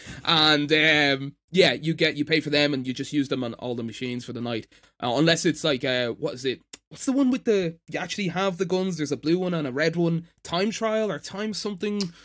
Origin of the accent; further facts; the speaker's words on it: Ireland; accent: Irish; I'm Irish